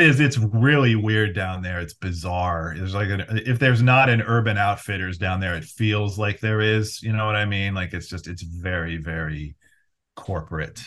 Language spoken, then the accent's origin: English; Cleveland, Ohio, United States; I grew up mostly in the Cleveland area.